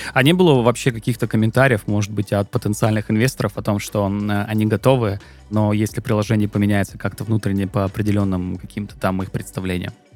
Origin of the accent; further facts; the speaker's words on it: Krasnodar, Krasnodar Krai, Russia; я сам из Краснодара